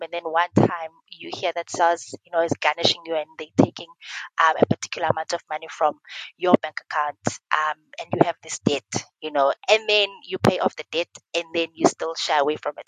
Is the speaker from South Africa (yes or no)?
yes; Eastern Cape, South Africa; I am from the Eastern Cape